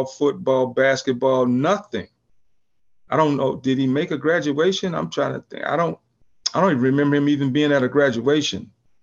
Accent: California, United States; also born or lived in St. Louis, Missouri / San Pedro, California; I kind of was raised here in California

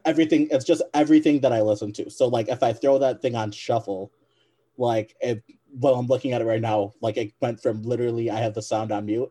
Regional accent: Michigan, United States; I'm a Michigan guy. I'm from Michigan.

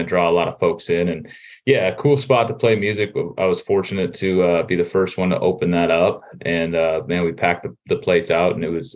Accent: Champlin, Minnesota, United States; also born or lived in Albertville, Minnesota; I'm from Champlin originally

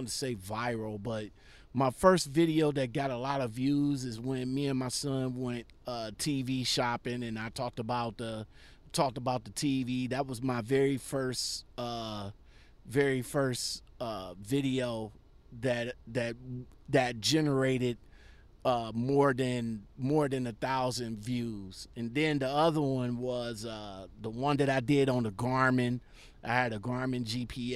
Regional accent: Ohio, United States; my hometown of Ohio

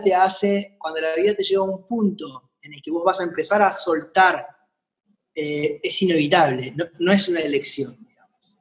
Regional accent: Argentina; mi gira de verano de festivales en mi país

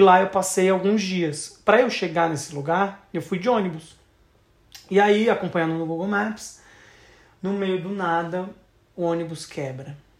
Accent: Santa Catarina, Brazil; eu sou de Santa Catarina

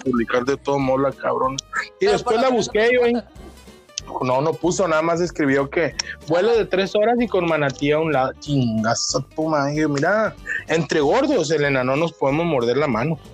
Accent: Culiacán, Sinaloa, Mexico; accent: Sinaloan; now in Tijuana, Mexico; yo soy nacido en Culiacán, soy culichi de nacimiento, pero me etiqueto como tijuanense de corazón

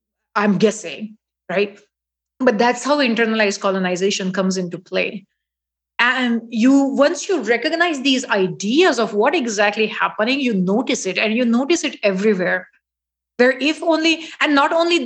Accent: Mumbai, Maharashtra, India; first language Marathi; English is a second language; moved away; Marathi is my mother tongue. So most of the times I would love to speak it when I go back

